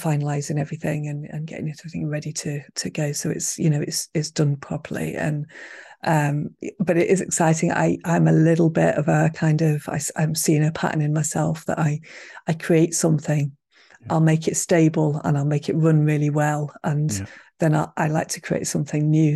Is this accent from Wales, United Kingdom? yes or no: no; Manchester, North West England, United Kingdom; moved away as an adult; now in Highlands, Scotland; I was brought up in Manchester